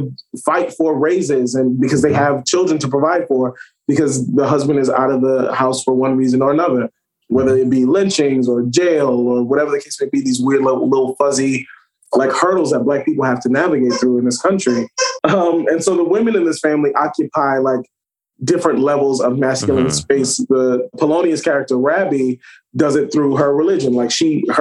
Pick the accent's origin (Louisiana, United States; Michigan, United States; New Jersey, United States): Louisiana, United States; New Orleans; I'm from the South, from New Orleans